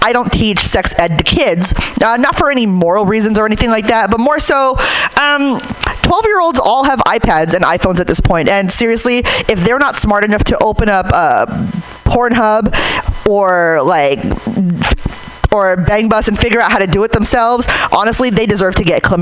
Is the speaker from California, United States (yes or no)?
yes; Hayward, California, United States; I'm from Hayward